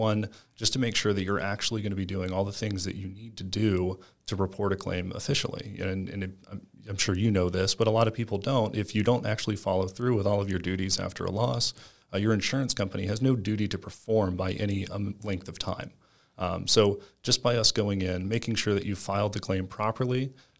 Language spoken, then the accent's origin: English; Panama City, Florida, United States; born there; now in Tampa, United States; Yeah, so I was originally born in Panama City, Florida, but I've lived all over the United States. I call Tampa, Florida my home.